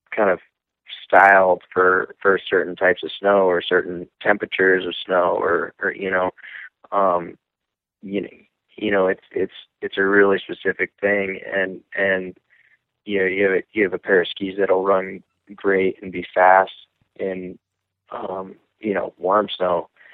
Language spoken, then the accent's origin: English; Lake Placid, New York, United States; I'm from Lake Placid, New York